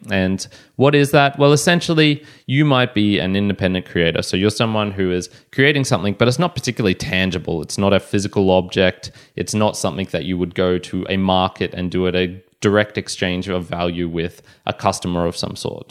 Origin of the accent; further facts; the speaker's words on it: Australia; I was born in Australia